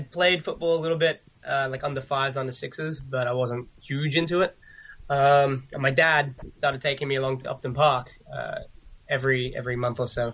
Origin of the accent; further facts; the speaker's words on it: Sydney, New South Wales, Australia; moved away as an adult; also born or lived in England / Brisbane, Australia; now in Wimbledon, United Kingdom; I'm originally from Sydney, and I spent a couple of years over here when I was younger